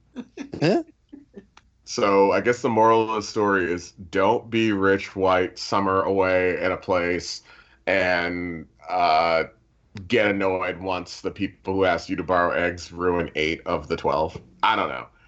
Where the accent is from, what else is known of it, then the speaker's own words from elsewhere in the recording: United States; I'm American